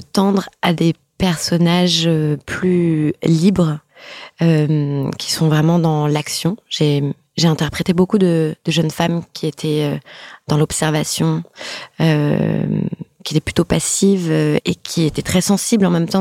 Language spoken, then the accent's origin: French; France; also born or lived in New York; on est française.